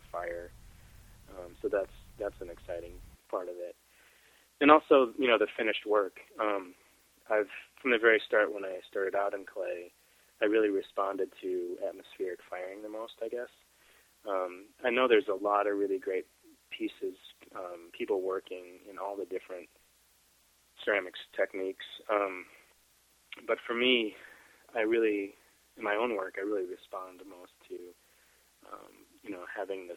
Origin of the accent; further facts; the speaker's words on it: Wisconsin, United States; now in Corning, United States; I grew up in Wisconsin